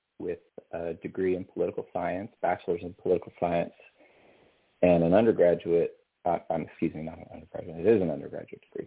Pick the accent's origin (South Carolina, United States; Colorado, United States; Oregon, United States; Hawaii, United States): Colorado, United States; moved away as an adult; also born or lived in Pensacola, Florida; I was raised in Colorado, and coming out of high school, I started at a little engineering college called the Colorado School of Mines